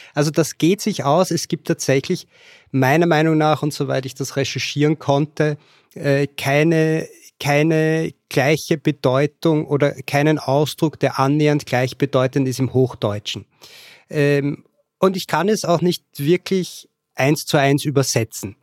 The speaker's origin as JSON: {"language": "German", "region": "Vienna", "country": "Austria", "tie": "born or raised there", "also_born_or_lived": "Lower Austria", "accent": "Austrian", "moved": "as an adult", "lives_now": "Katowice, Poland", "said": "Ursprünglich komme ich aus Wien. Geboren wurde ich in Niederösterreich, habe aber dann den Großteil meines Lebens in Wien gewohnt"}